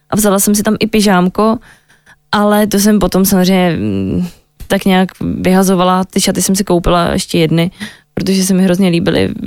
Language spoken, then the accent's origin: Czech; Moravia, Czechia; já jsem holka z malého města z Moravy, která miluje slivovici, utopence a tlačenku, tak jsem se vrátila k tomu domů